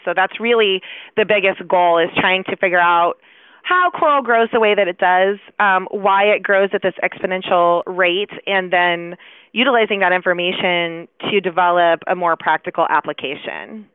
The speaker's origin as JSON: {"language": "English", "town": "Chicago", "region": "Illinois", "country": "United States", "moved": "yes", "lives_now": "Dallas, United States", "said": "despite the fact that I live in Dallas, I am from Chicago"}